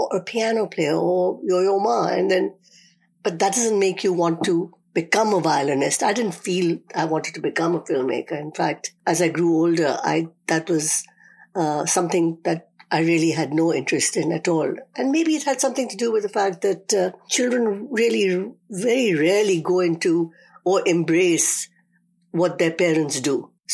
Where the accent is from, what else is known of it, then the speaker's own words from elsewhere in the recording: northern India, India; moved away; I was in a boarding school in Northern India